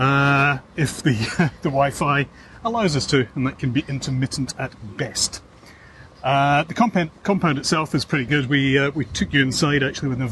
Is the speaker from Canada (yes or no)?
no; Scotland, United Kingdom; now in Australia; I grew up in Scotland.